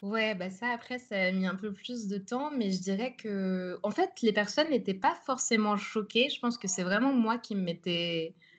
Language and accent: French; Nogent-sur-Marne, Île-de-France, France; moved away as an adult; now in Amsterdam, Netherlands; j'ai grandi en banlieue parisienne, à Nogent-sur-Marne